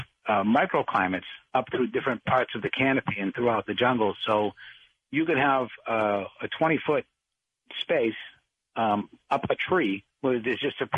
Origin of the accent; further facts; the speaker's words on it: Boston, Massachusetts, United States; I grew up in Boston in a neighborhood, Dorchester.